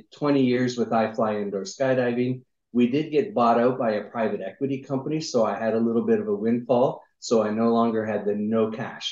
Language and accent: English; Niagara Falls, Ontario, Canada; moved away as an adult; also born or lived in United States; I'm originally from Niagara Falls, Canada